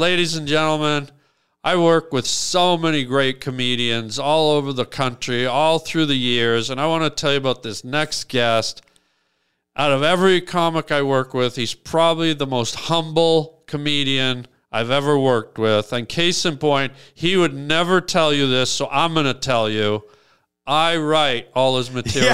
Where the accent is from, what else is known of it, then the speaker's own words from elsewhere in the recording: Canada; moved away as an adult; I was from Canada.